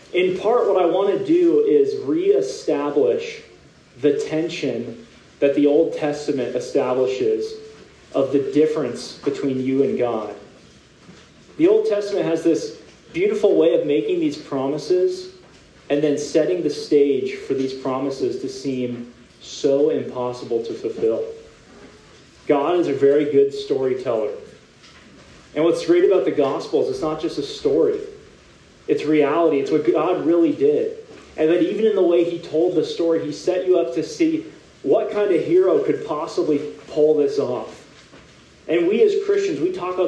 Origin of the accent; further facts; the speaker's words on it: California, United States; now in San Diego, United States; I am from California, born and raised in a pretty hot part of California